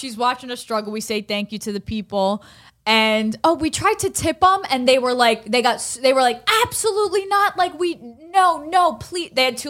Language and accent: English; Allentown, Pennsylvania, United States; I'm from Allentown.